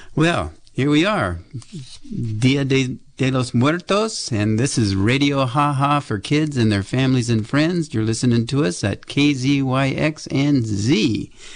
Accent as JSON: {"language": "English", "town": "Berkeley", "region": "California", "country": "United States", "tie": "born or raised there", "said": "growing up in West Berkeley"}